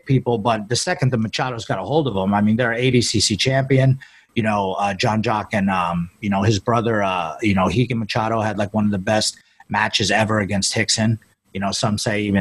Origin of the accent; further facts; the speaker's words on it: Northampton, Pennsylvania, United States; also born or lived in Allentown, Pennsylvania / Bethlehem, Pennsylvania; So I grew up in, actually was born in Allentown, Pennsylvania. And then I grew up in Northampton. I lived in Northampton, PA. Then I moved to Bethlehem to my dad's when I was like I said, like 13 or 14